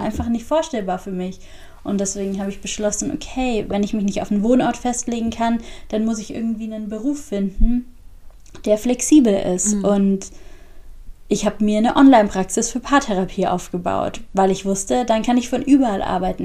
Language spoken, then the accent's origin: German; Augsburg, Bavaria, Germany; Ich bin in Augsburg geboren und groß geworden